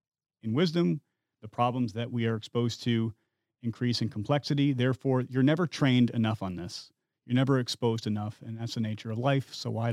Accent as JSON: {"language": "English", "region": "Midwest", "country": "United States", "said": "I come from the Midwest, where hunting is kind of a way of life. To put food on your plate in the winter, you shoot deer or rabbits. I had some exposure to firearms as a kid."}